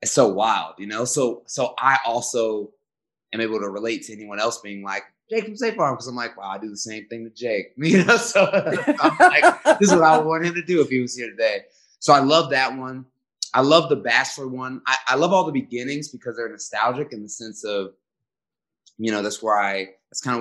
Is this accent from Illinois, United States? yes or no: yes; Chicago, Illinois, United States; I grew up in Chicago